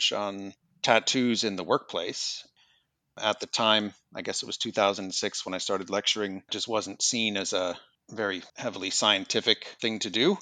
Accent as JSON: {"language": "English", "region": "Minnesota", "country": "United States", "also_born_or_lived": "England / Manchester, United Kingdom", "moved": "as an adult", "lives_now": "Australia", "said": "I'm originally from the United States. I'm from Minnesota"}